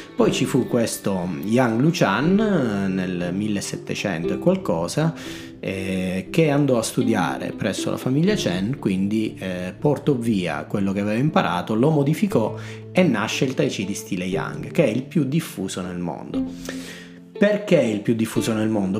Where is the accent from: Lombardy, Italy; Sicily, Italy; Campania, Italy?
Sicily, Italy; moved away as an adult; now in Bologna, Italy; io sono siciliano, sono arrivato a Bologna a 18 anni per fare l'università.